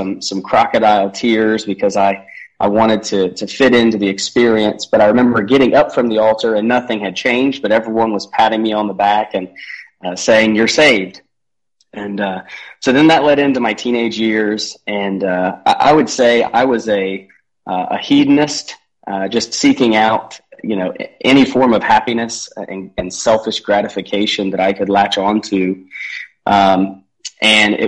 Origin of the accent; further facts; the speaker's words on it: Columbus, Ohio, United States; I was born and raised in Columbus, Ohio